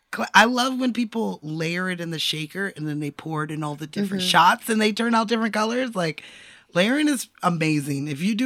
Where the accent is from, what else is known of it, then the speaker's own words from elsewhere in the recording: California, United States; As a Californian, it's something I don't mm-hmm. think about because the sun always sets here.